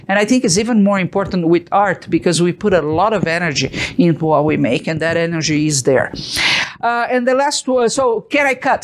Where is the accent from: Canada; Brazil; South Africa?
Brazil; moved away as an adult; now in Utah, United States; I came from Brazil